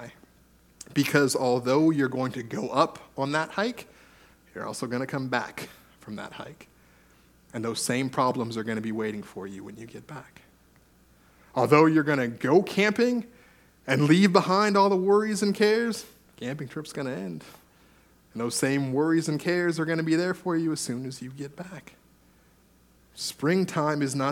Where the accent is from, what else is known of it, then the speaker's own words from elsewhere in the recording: California, United States; now in British Columbia, Canada; I grew up in California